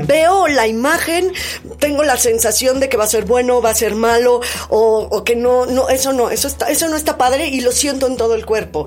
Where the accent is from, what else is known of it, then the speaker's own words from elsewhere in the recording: Mexico City, Mexico; Yo nací en Coyoacán y en la casa de Coyoacán